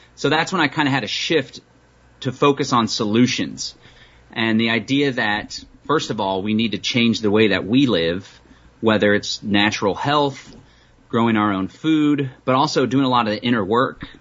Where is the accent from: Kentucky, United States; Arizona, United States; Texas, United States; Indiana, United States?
Texas, United States; Austin; I hail from Austin, Texas.